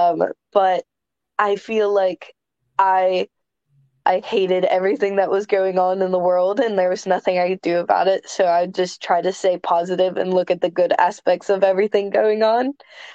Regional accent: Kentucky, United States; my home state. I've never wrestled in Kentucky

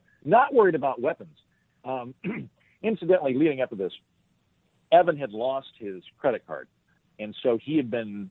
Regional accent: Oklahoma, United States; also born or lived in Scotland; I'm from Oklahoma

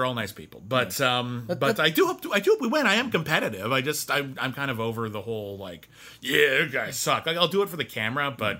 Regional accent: Arcadia, California, United States; born there; I was born in Arcadia, and the first thing I did was leave.

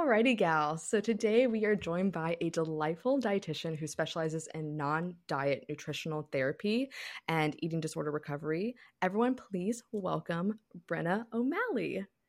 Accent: United States; I'm from Carolina

